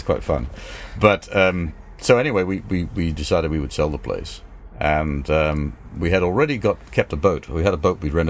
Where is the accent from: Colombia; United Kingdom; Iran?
United Kingdom; England; also born or lived in New York, United States; I was then taken to England when my mother and father divorced, and lived in London for a couple of years, but I spent my childhood in England till I was 18.